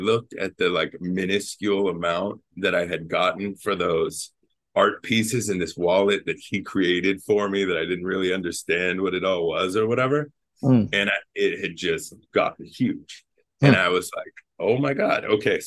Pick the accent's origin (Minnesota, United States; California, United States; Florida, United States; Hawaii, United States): California, United States; I'm from California.